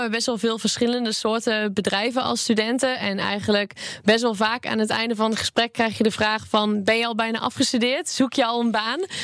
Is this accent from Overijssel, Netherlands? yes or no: yes; Almelo, Overijssel, Netherlands; born there; Ik ben geboren in Almelo.